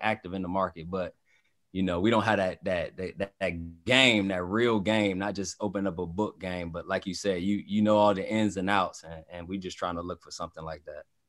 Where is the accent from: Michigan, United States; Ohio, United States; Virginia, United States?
Virginia, United States; Hampton; now in Northern Virginia, United States; Right now I live in Northern Virginia, but I'm from Southern Virginia, Hampton